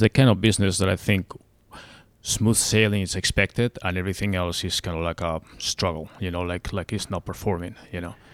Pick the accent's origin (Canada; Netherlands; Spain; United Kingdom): Spain; also born or lived in Arlington, Virginia / Fairfax County, Virginia; now in Arizona, United States; I'm from Spain, so I'm used to nice weather